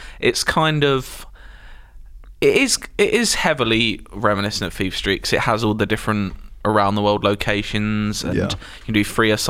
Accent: United Kingdom; And we're British.

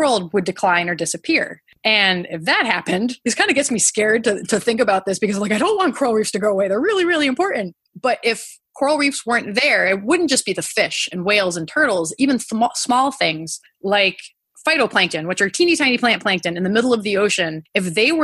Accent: New England, United States; I grew up in New England, and the closest ocean to me is pretty cold ocean water

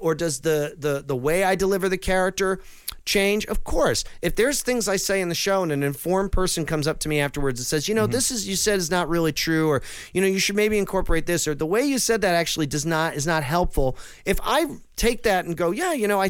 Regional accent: New England, United States; growing up in New England

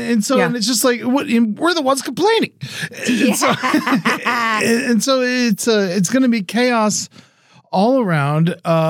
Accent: United States; And as an American who lives in California, of course, like we're in a major drought and I'm always thinking about water.

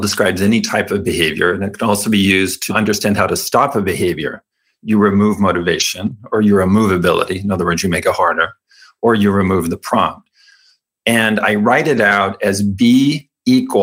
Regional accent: California, United States; I was raised Mormon in California

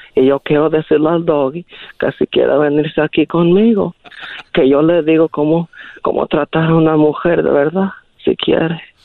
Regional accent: Guadalajara, Jalisco, Mexico; also born or lived in Zacatecas; now in Modesto, United States; soy de allá de Jalisco y Zacatecas

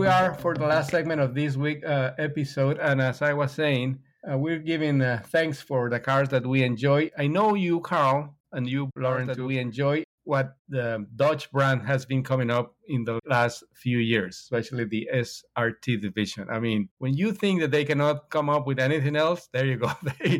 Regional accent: Mexico; I'm from Mexico

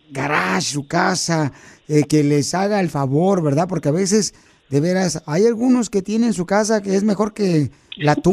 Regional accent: Guerrero, Mexico; now in United States; Y vas a seguir creciendo con tu negocio porque aquí venimos de Guerrero a Estados Unidos.

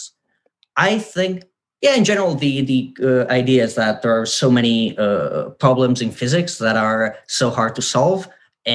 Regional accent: northern Italy, Italy; moved away as an adult; also born or lived in United Kingdom; I'm from like a tiny village in the mountains of northern Italy, like literally 600 people, so tiny place.

